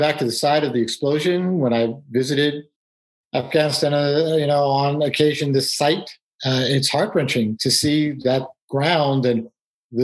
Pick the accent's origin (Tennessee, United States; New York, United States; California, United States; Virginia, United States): New York, United States; New York City; moved away; I grew up in New York City